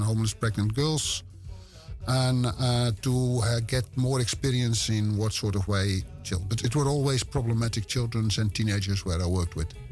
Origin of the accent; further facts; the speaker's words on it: West Friesland, North Holland, Netherlands; English is a second language; I'm born in Zwartdijk. And ah. I grew up in Howard. And those are two villages next to each other in West Friesland. It's in Noord-Holland.